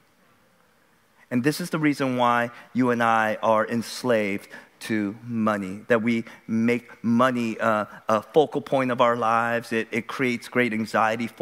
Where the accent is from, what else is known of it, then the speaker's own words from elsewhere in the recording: United States; we as American consumers